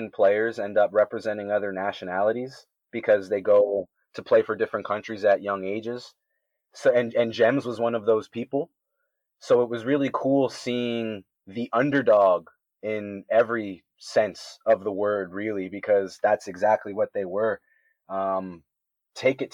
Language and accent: English; Canada